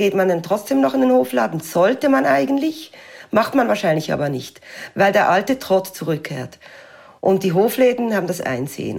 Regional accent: France; bei uns in Frankreich

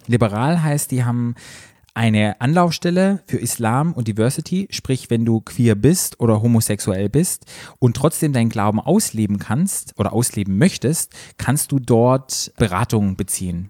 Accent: Black Forest, Baden-Württemberg, Germany; bei uns im Schwarzwald

